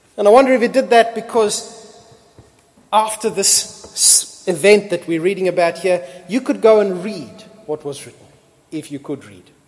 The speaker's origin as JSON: {"language": "English", "country": "Australia", "said": "I am an Australian."}